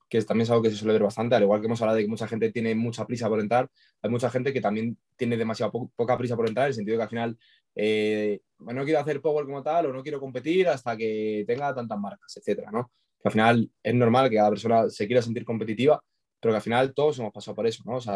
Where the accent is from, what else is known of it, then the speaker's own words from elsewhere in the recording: Logroño, La Rioja, Spain; also born or lived in Pamplona; Sí, también, bueno, estudio en Pamplona, pero soy de Logroño